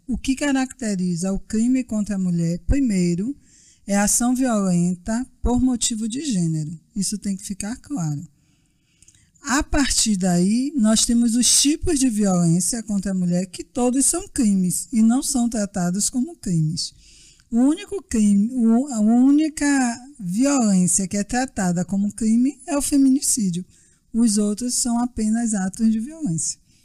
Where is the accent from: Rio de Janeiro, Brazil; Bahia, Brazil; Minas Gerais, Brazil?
Bahia, Brazil; sou baiana, advogada